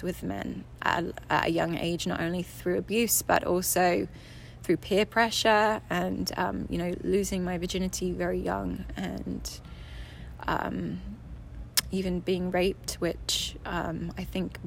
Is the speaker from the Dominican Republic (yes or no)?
no; England, United Kingdom; also born or lived in California; I was born in California, moved back to England when I was 2 with my sister. She was 4 and my mom, and had a kind of bi-continental relationship with my dad, where I would see him for 2 months every summer and then every other Christmas. And grew up for the most part with my mum